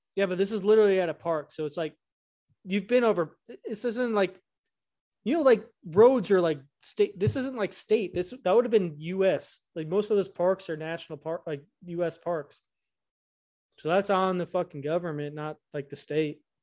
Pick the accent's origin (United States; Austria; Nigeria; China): United States; Illinois; I grew up in Illinois